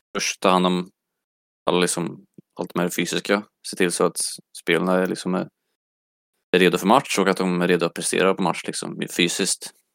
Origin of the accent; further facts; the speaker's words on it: Mölltorp, Västra Götaland, Sweden; moved away; also born or lived in Örebro; jag kommer från eh, Mölltorp, en liten